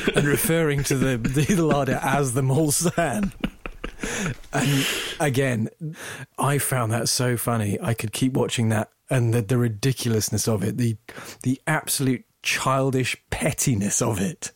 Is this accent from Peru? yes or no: no; England, United Kingdom; I'm English, not American